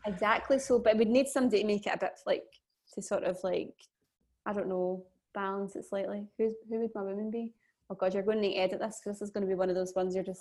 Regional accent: Scotland, United Kingdom; being Scottish

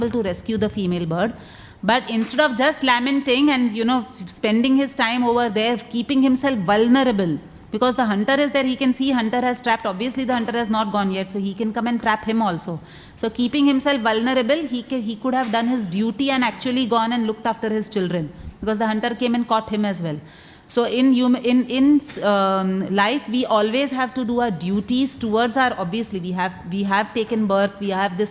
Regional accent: Mumbai, Maharashtra, India; I come from Mumbai

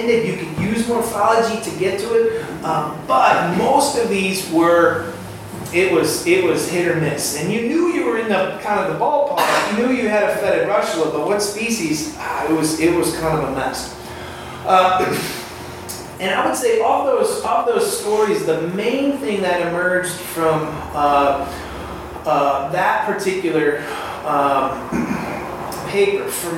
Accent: Michigan, United States; moved away; I grew up in Michigan, so I go back to see my family there

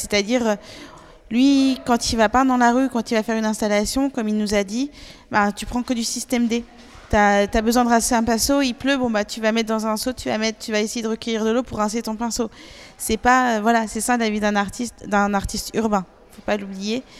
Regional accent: Paris, Île-de-France, France; chez nous, à Paris

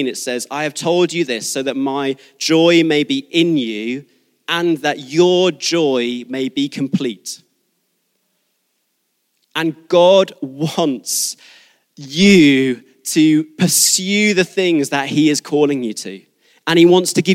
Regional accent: Devon, South West England, United Kingdom; moved away; I was born in Devon

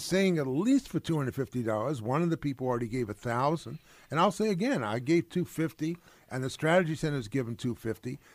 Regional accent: Valley Stream, New York, United States; also born or lived in Brooklyn, New York / Ithaca, New York; I was born in Brooklyn, Flatbush area. I moved to Valley Stream, the great white wasteland of Long Island that should have been obliterated, but that's where I was.

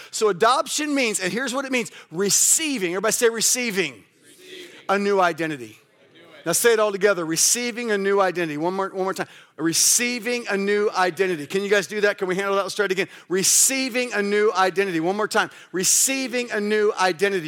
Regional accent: Kansas City, United States; also born or lived in Kalamazoo; We changed it to Life Mission Church, uh, in my hometown

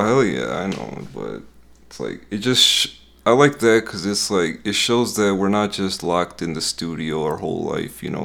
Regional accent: Westmont, Illinois, United States; Illinois, this, this town is called, uh, Westmont. It's, like, pretty close to Chicago

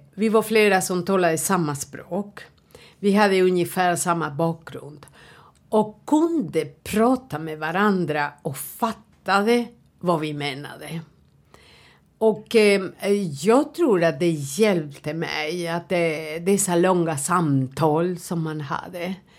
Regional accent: Uruguay; Swedish is a second language; moved away as an adult; now in Sweden; jag kommer från Uruguay.

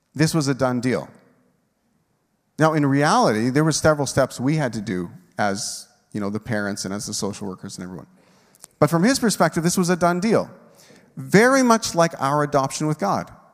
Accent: Moose Jaw, Saskatchewan, Canada; we're from Moose Jaw

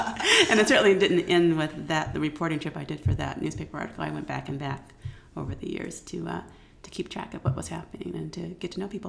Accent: California, United States; moved away as an adult; also born or lived in Florida / South Africa / India / Egypt; I was born and raised mostly in California, born in Florida, but raised in California.

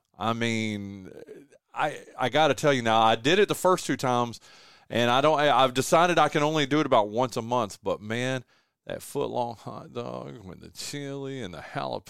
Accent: North Carolina, United States; now in Kinston, United States; people from where I grew up from in Northwestern North Carolina

